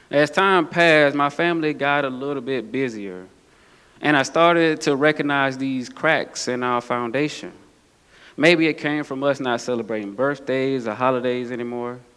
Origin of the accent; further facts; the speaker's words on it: Atlanta, Georgia, United States; accent: southern; As you can tell by my swag or my southern accent, that seems to be quickly fading away, that I grew up in the South, the heart of Atlanta, Georgia, to be exact.